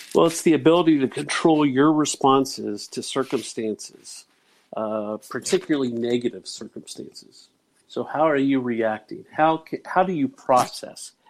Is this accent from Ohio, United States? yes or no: yes; Dayton, Ohio, United States; growing up in Dayton, Ohio